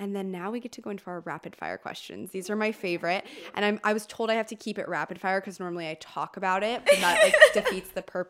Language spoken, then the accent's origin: English; Calabasas, California, United States; I'm from Calabasas.